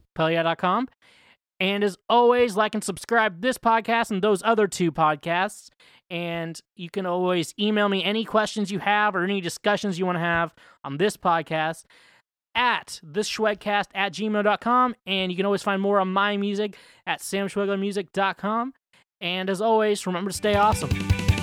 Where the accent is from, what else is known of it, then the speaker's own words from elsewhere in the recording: Midwest, United States; I'm from the Midwest